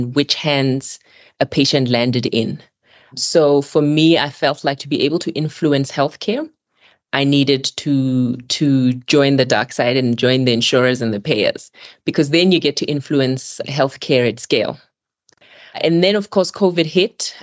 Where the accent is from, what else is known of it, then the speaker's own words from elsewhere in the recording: Botswana; moved away as an adult; also born or lived in Melbourne, Australia; now in South Africa; I'm originally from Botswana